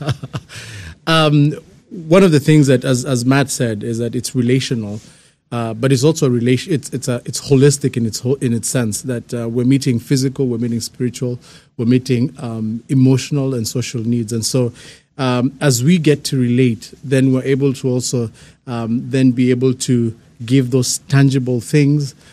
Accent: Kenya; moved away; I'm, I'm born and raised in Kenya

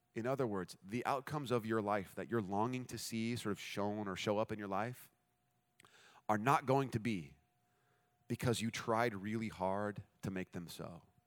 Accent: United States; We're American

